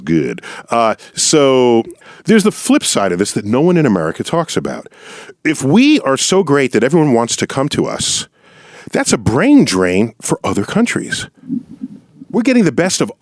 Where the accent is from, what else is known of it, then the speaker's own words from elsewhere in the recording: United States; I grew up in the United States in the second half of the 20th century